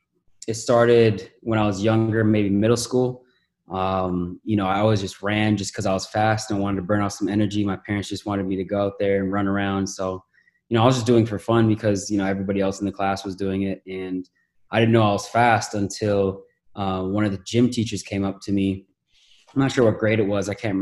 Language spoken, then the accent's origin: English; Toronto, Ontario, Canada; now in Los Angeles, United States; Man, it was a new country, so there's a lot of different just cultural things that I had to adapt to.